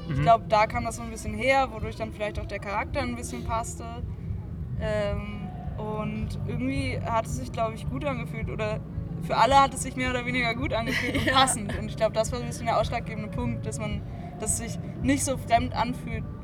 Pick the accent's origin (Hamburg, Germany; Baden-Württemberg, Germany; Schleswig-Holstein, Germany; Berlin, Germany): Schleswig-Holstein, Germany; Lübeck; ich komme ursprünglich aus Lübeck